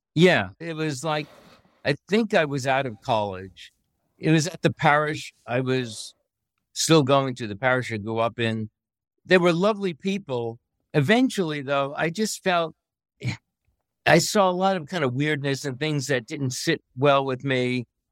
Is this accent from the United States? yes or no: yes; New York City, New York, United States; moved away as an adult; I'm from Brooklyn, New York. I grew up in a redemptorist parish